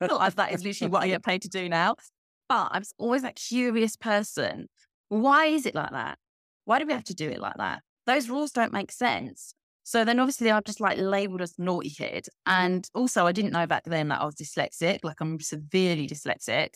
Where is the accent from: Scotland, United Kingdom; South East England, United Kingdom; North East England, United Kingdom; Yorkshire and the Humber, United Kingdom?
South East England, United Kingdom; Kent; moved away as an adult; also born or lived in London; now in Valencia, Spain; I actually grew up in, if anyone knows England, Kent, it's like the county next t, to London